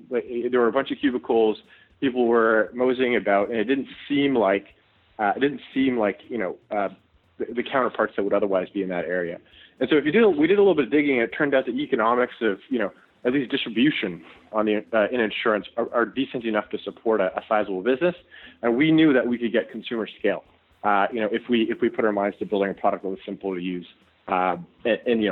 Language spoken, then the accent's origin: English; Toronto, Ontario, Canada; myself and my co-founders, we're all Canadian, we're from Toronto